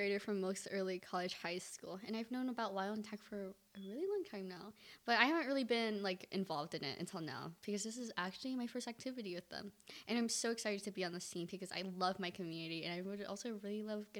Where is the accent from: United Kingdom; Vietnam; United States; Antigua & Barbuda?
Vietnam; I'm Vietnamese!